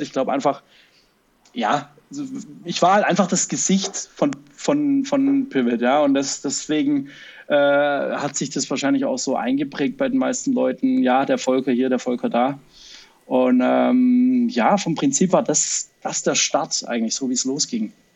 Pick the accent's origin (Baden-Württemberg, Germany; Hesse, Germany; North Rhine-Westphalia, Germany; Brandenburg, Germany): Baden-Württemberg, Germany; Stuttgart; accent: Swabian; fühle ich mich ein bisschen auch als Stuttgarter